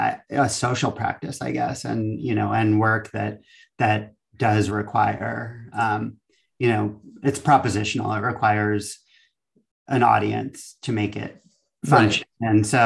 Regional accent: East Coast, United States; now in Valencia, United States; I'm from the East Coast, and it was always an institution I was aware of.

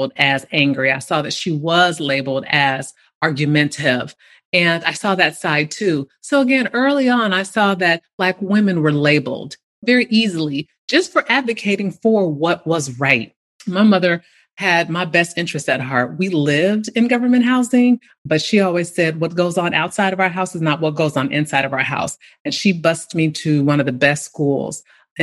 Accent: Bay Area, California, United States; I remember growing up in the Bay Area during 70s

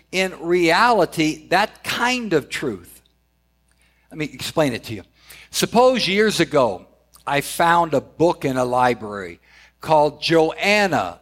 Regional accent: Southern California, United States; I grew up in Southern California

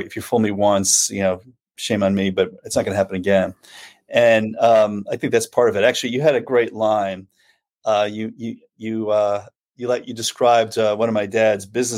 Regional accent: New York City, New York, United States; moved away; there was a lot of strange things about growing up in Staten Island

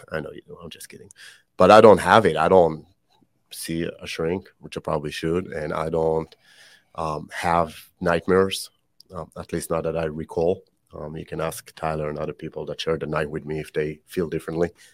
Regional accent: Israel; also born or lived in Canada; now in United States; born and raised in Israel, um, I always joke that that's why I speak funny.

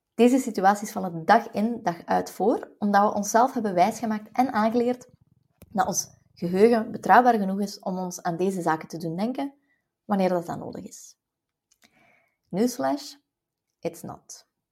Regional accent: West Flanders, Belgium; als West-Vlaming

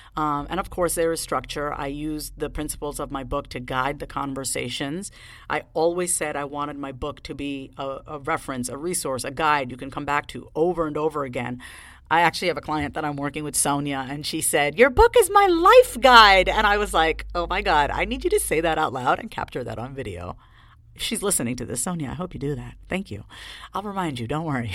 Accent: Long Island, New York, United States; moved away; I was raised on Long Island

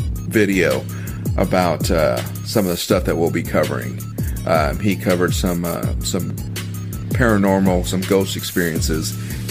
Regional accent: Washington, United States; now in Texas, United States; I am originally from Washington, so no, I am not a Cowboys fan. I am a Seahawks fan. I am from Washington State.

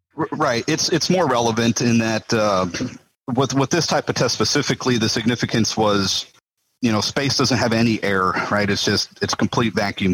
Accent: Las Cruces, New Mexico, United States; now in Houston, United States; I was born and raised in Las Cruces, New Mexico

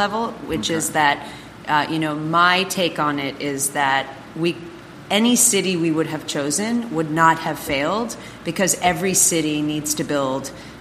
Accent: Finland; also born or lived in Toronto, Canada; now in Miami, United States; we're both originally from Finland. We moved here from Toronto

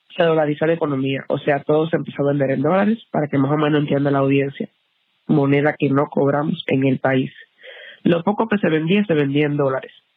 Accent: Baracoa, Guantánamo, Cuba; moved away as an adult; now in United States; Yo soy de Baracoa, Guantánamo, la última provincia de Cuba

